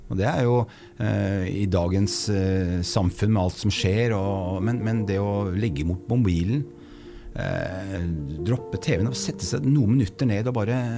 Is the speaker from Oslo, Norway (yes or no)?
yes; Oslo, Norway; also born or lived in Fredrikstad; jeg vokste opp på østkanten i Oslo. Riktig. Drabantby.